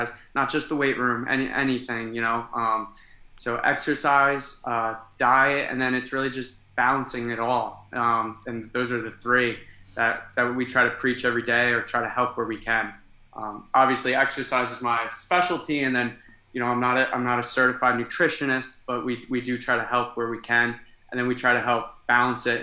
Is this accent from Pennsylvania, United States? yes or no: yes; Easton, Pennsylvania, United States; moved away as an adult; now in New Jersey, United States; I'm from Easton, Pennsylvania.